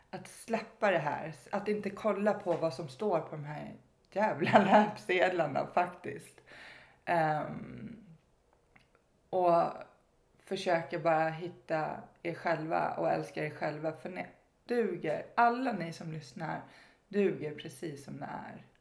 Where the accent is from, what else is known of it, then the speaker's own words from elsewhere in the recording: Stockholm, Stockholm County, Sweden; Jag växte upp i Stockholm